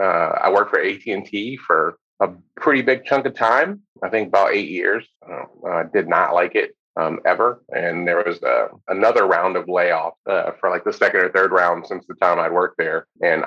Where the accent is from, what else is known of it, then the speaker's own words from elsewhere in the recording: West Virginia, United States; also born or lived in Cleveland / North Carolina; I was born in Cleveland a long time ago, and my parents had a baby and decided it was a good time to get the hell out of Cleveland. So we moved to West Virginia